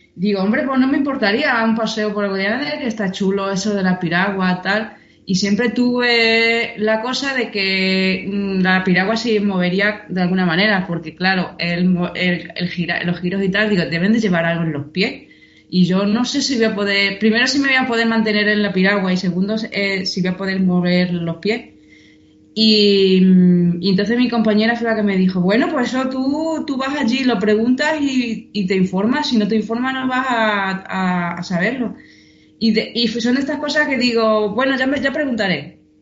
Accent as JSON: {"language": "Spanish", "area": "a village 26 km from Badajoz", "region": "Extremadura", "country": "Spain", "tie": "born or raised there", "moved": "as an adult", "lives_now": "Seville, Spain", "said": "mi pueblo está a 26 kilómetros de Badajoz"}